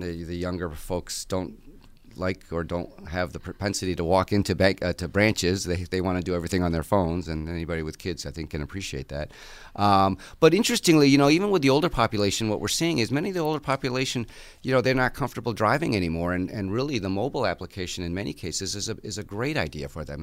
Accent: Connecticut, United States; moved away as an adult; now in Buffalo, United States; I grew up in Connecticut

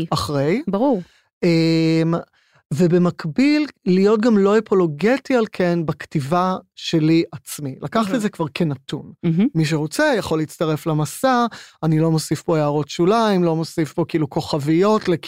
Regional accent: Herzliya, Tel Aviv District, Israel; עכשיו, אני גדלתי בהרצליה, אני גדלתי בשכנות לכפר שמריהו

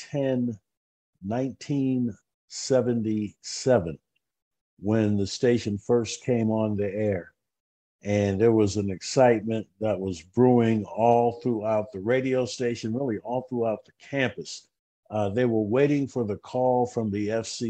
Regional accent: Pittsburgh, Pennsylvania, United States; moved away as an adult; I grew up in a radio family. My dad was a DJ in my hometown, Pittsburgh.

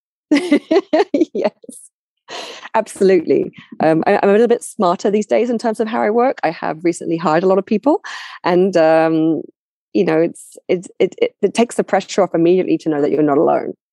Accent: London, United Kingdom; I'm I'm from London originally, right? So I I, I know my own culture very well

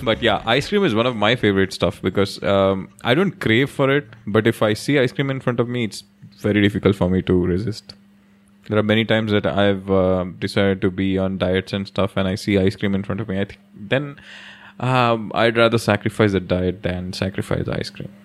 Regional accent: Delhi, India; When we were kids in Delhi, when we were growing up in Delhi

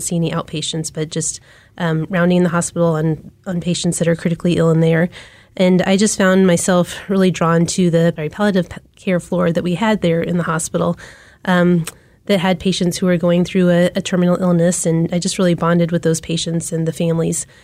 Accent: Wichita, Kansas, United States; also born or lived in Charleston, South Carolina; now in Kansas City, United States; I grew up in Wichita, Kansas

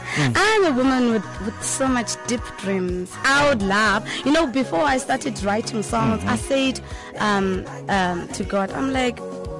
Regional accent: Zimbabwe; now in South Africa; I was born and raised in Zimbabwe. My mother is Zimbabwe, my father is South African. We were born and raised there.

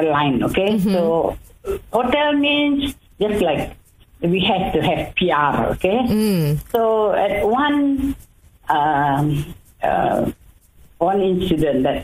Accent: Kuching, Sarawak, Malaysia; also born or lived in Alor Setar / Labuan; I'm born and bred in Kuching. I grew up here, married here, and made my life here.

